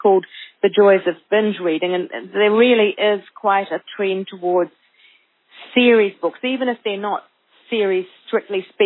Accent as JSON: {"language": "English", "country": "New Zealand", "said": "even as a Kiwi"}